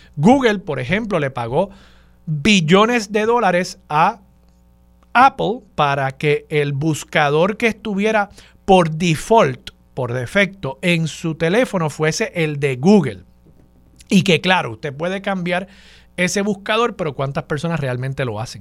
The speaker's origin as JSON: {"language": "Spanish", "town": "San Juan", "country": "Puerto Rico", "tie": "born or raised there", "said": "lo crió como puertorriqueño"}